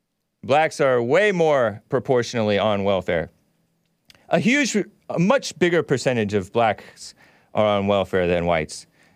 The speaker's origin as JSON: {"language": "English", "country": "United States", "said": "I came from America. I'm American."}